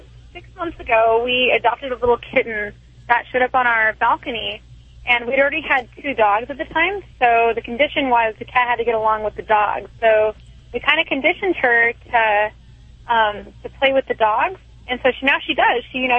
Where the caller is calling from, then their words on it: Long Beach, California, United States; I'm calling from Long Beach, California.